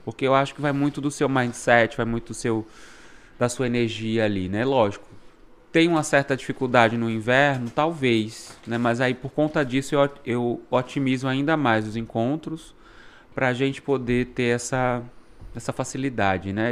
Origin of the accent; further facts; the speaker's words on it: Brazil; moved away as an adult; now in Canada; A gente, como bom brasileiro, adapta